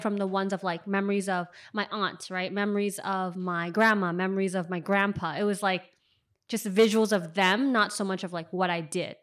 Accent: San Francisco, California, United States; moved away as an adult; also born or lived in China; now in New York, United States; I lived in, lived in and grew up in Richmond

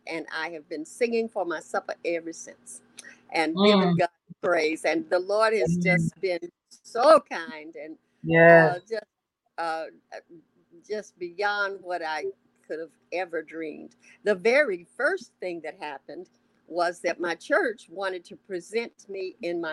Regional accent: Houston, Texas, United States; also born or lived in New York; I'm from Houston, Texas.

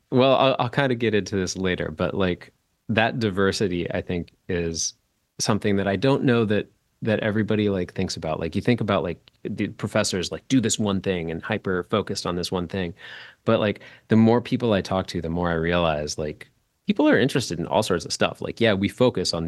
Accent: St. Louis, Missouri, United States; That's where I'm from

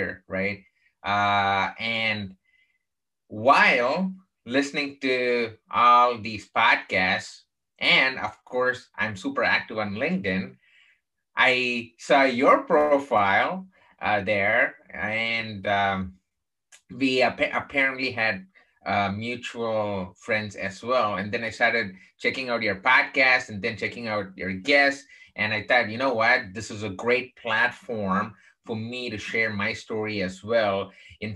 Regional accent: Chennai, Tamil Nadu, India; now in United States; I grew up in the southern part of India, in a place called Chennai

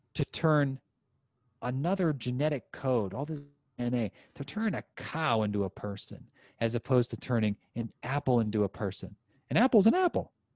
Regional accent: United States; I'm an American

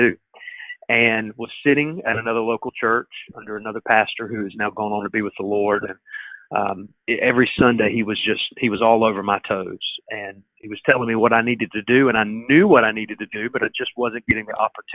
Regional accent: Goldsboro, North Carolina, United States; I'm from Goldsboro. I've lived here all my life

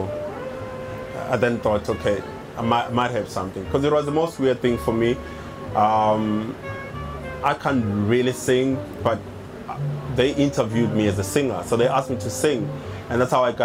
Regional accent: South Africa; I'm from South Africa, and we have a very turbulent past as a country

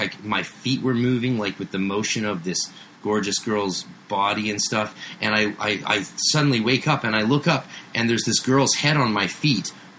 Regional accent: Canada; I'm Canadian.

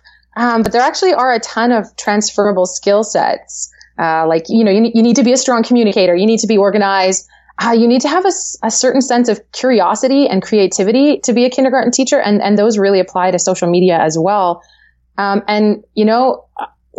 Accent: Langley, British Columbia, Canada; I live in Langley, BC. Yeah, I actually born and raised in Langley.

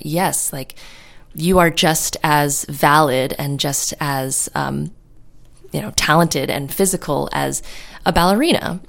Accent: New York City, New York, United States; moved away as an adult; now in California, United States; I'm from New York City, and I moved out to California on my own.

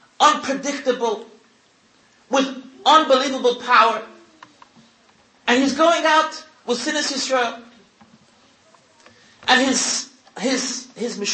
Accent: United States; now in Israel; I'm a tourist, and everyone probably knows what I have in my pocket. I walked in the street, I'm an American

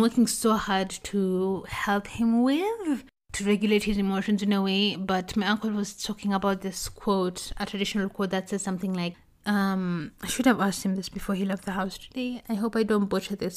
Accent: South Korea; moved away; I've traveled to Korea, to my hometown

